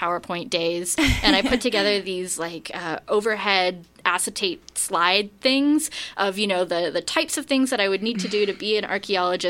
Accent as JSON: {"language": "English", "region": "British Columbia", "country": "Canada", "also_born_or_lived": "Vienna", "said": "I'm from British Columbia originally"}